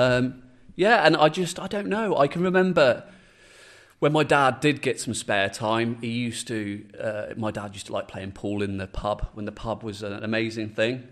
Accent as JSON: {"language": "English", "town": "Shrewsbury", "region": "West Midlands", "country": "United Kingdom", "tie": "born or raised there", "said": "I'm a Shrewsbury-based lad. I grew up in Halscott"}